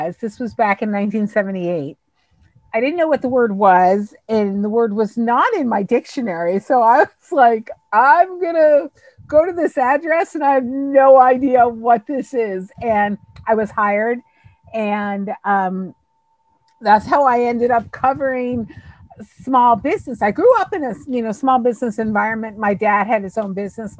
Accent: Long Island, New York, United States; So I grew up in New York on Long Island. I was born in New York City

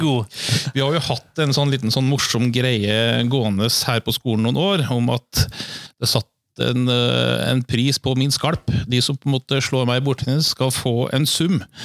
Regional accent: Trøndelag, Norway; now in Fredrikstad, Norway; jeg er jo fra Trøndelag

